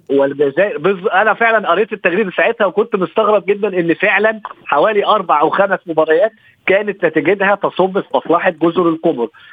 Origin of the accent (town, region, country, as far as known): Egypt